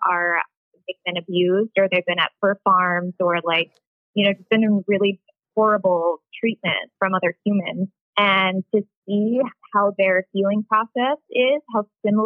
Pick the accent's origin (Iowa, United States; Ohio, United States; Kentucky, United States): Ohio, United States; I'm from Ohio